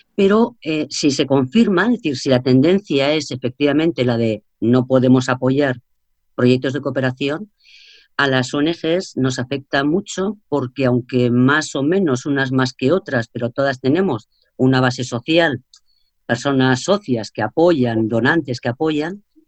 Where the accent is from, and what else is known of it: Spain